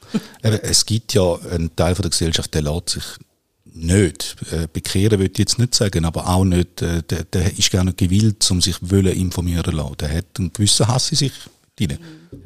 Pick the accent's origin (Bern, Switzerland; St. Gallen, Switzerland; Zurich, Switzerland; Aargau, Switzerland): St. Gallen, Switzerland; Nesslau; Ich bin im Toggenburg aufgewachsen